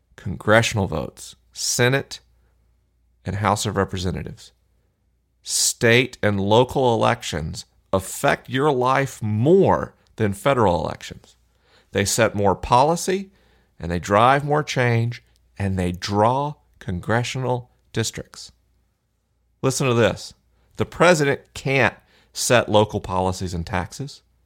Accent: Florida, United States; Florida, my home state

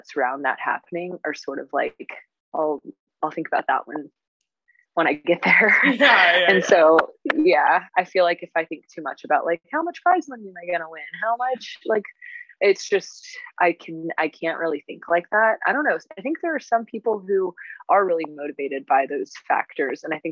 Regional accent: United States; as an American

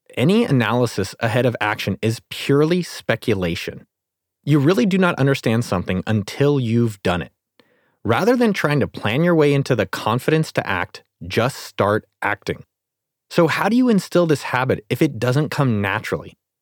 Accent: San Jose, California, United States; I was born and raised in California, grew up in San Jose

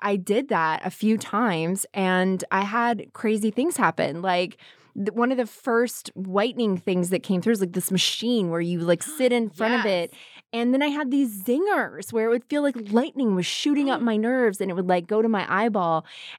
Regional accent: the South, United States; So my dad was a Southern Baptist minister, and I grew up in the South, and I grew up around a lot of really strong Southern women

